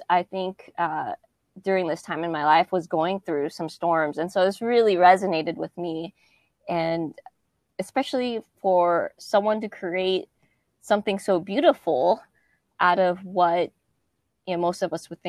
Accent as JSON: {"language": "English", "region": "West Coast", "country": "United States", "tie": "born or raised there", "said": "growing up on the West Coast and never ever seeing that or experiencing that was um, something different."}